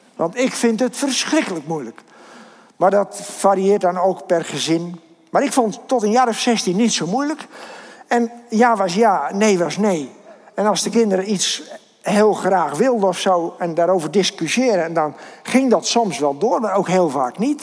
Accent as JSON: {"language": "Dutch", "town": "Kinderdijk", "region": "South Holland", "country": "Netherlands", "said": "ik kom uit Kinderdijk"}